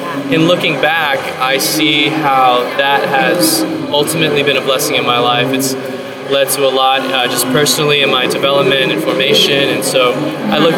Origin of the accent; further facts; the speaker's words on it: Diocese of Orange, California, United States; also born or lived in New York City; Started giving talks locally in my hometown, the Diocese of Orange